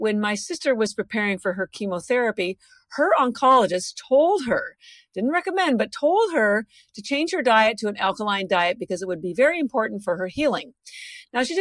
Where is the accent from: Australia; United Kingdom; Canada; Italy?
Canada; moved away as an adult; now in Boston, United States; I'm actually Canadian. I've lived in Boston for over 30 years, but I mentioned the Canada part because my family's all still in Canada